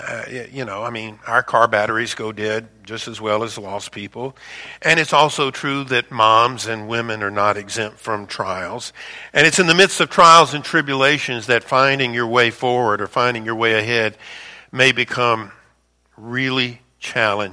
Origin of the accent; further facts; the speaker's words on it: Louisiana, United States; moved away as an adult; also born or lived in Chicago suburbs; I'm born and raised in Louisiana